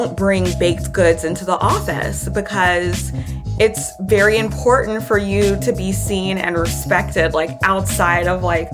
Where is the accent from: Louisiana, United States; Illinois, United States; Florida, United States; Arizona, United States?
Louisiana, United States; Baton Rouge; I was born and raised in Baton Rouge, Louisiana